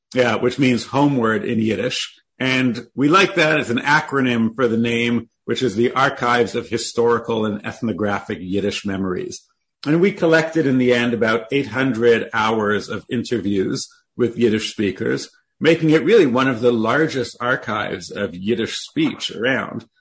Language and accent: English; Toronto, Ontario, Canada; I was born in Toronto, Canada